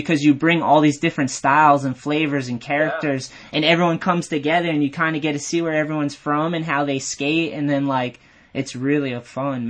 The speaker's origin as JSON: {"language": "English", "region": "New England", "country": "United States", "said": "Yeah, I'm from this area. So"}